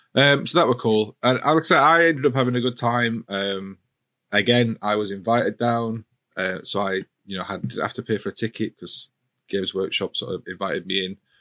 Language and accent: English; Yorkshire and the Humber, United Kingdom; as a Yorkshireman